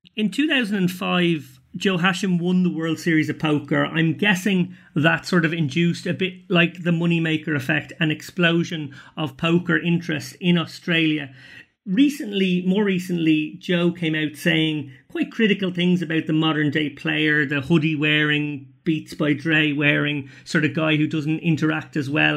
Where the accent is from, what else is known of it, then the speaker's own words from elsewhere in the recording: Ireland; as an Irish person